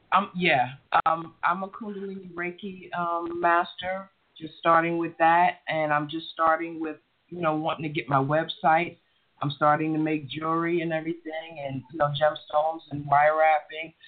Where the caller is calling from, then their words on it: Stone Mountain, Georgia, United States; I'm calling from Stone Mountain, Georgia